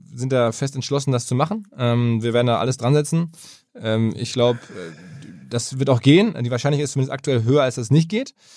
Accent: Essen, North Rhine-Westphalia, Germany; ich als Essener

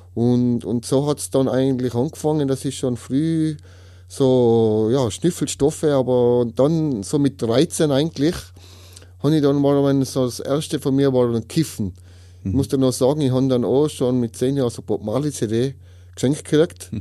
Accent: Tyrol, Austria; ich komme aus Tirol, 36 Jahre alt.

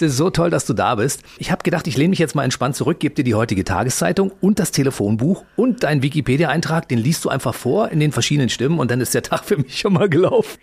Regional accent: Berlin, Germany; accent: Berlin dialect; Ich bin ja. Ostberliner

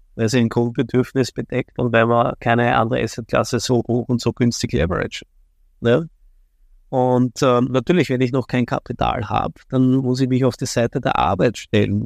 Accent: Vienna, Austria; komme aus Wien, bin ein echter Wiener, geboren in Wien, lebe in Wien

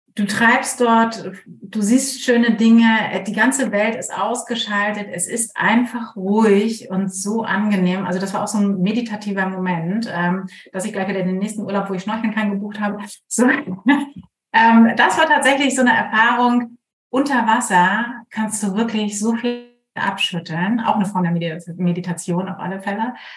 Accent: Germany; ich bin zwar Kapitänsenkeltochter und an der Ostsee groß geworden

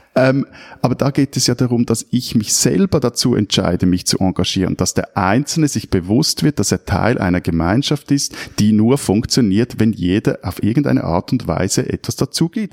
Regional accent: Switzerland; als Schweizer

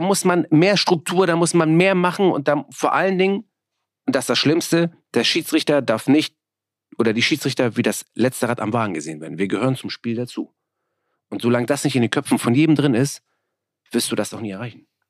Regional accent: Hamburg, Germany; also born or lived in Bergedorf; Ich bin ja selber in Hamburg-Mörnsberg aufgewachsen, ähm, geboren in Bergedorf.

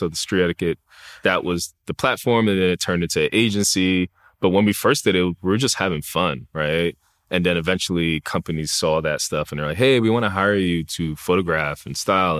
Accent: New York City, New York, United States; Like growing up in the Bronx, growing up in New York City, there's just so many people, right? There's so many different cultures, so many different aspects to life.

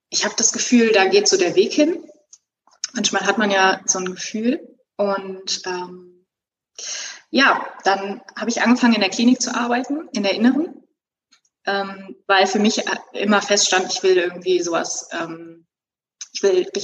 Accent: Cologne, North Rhine-Westphalia, Germany; now in Bochum, Germany; In Bochum. In Bochum. Ich komme ursprünglich aus Köln und würde

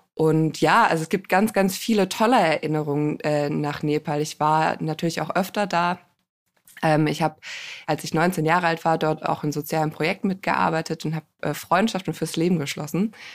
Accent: Germany; ich bin selber im Rhein-Gemeingebiet groß geworden

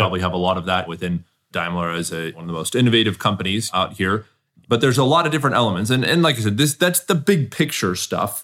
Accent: Southern California, United States; I grew up in Southern California

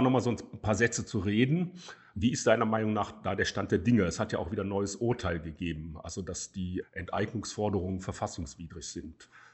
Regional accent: Cologne, North Rhine-Westphalia, Germany; ich zum Beispiel als Kölner

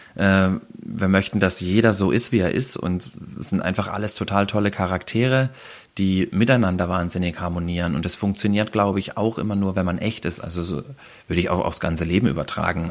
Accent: Black Forest, Baden-Württemberg, Germany; wir hier bei uns im Schwarzwald wir vespern

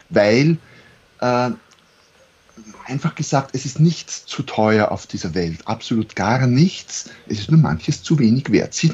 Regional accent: Austria; accent: Austrian

